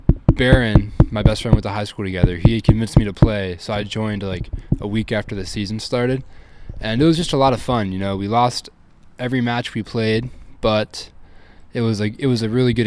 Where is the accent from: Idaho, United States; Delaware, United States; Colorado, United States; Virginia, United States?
Virginia, United States; Virginia Beach; I'm from Virginia Beach, Virginia, born and raised.